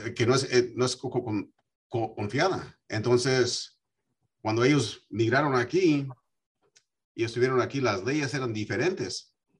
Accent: United States; yo me crié aquí en los Estados Unidos

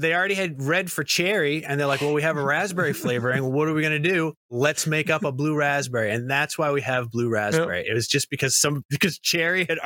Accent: United States; I'm from America

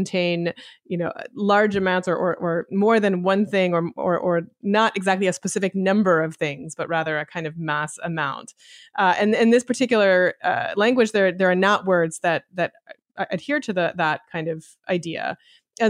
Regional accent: Canada; accent: Canadian; English is a second language; you probably can still hear the Canadian accent in me.

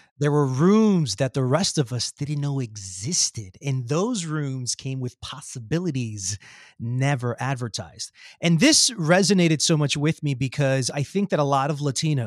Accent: New York City, New York, United States; Where I was born in Queens

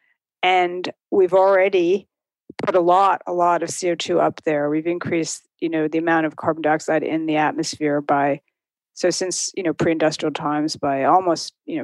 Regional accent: outside New York City, United States; moved away as an adult; now in Williamstown, United States; I grew up outside New York City

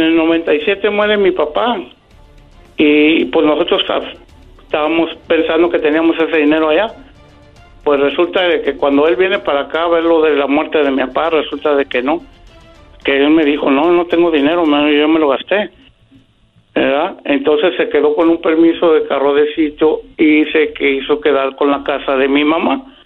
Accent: Guadalajara, Jalisco, Mexico; moved away; Nosotros somos de Guadalajara

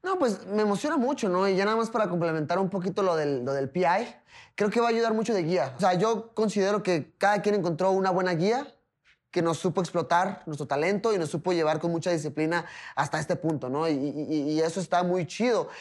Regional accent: Tijuana, Baja California, Mexico; soy mexicano, pero pues Tijuana no tiene alturas a nivel del mar

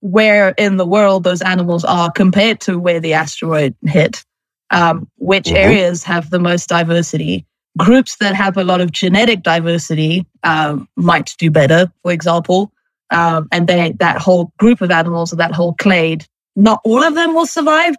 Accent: Johannesburg, Gauteng, South Africa; moved away as an adult; also born or lived in New York, United States; I'm from Johannesburg, South Africa, originally

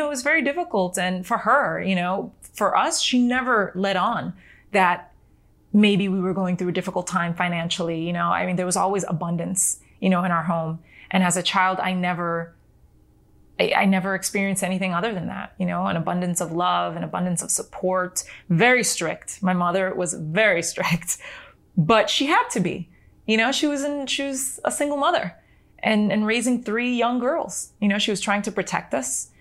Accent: United States; first language Spanish; English is a second language; we were born and raised in America

